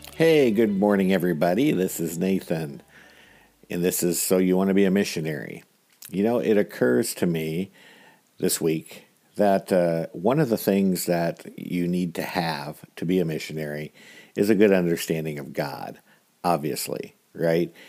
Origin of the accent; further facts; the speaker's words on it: United States; I was born in America with a lot of resources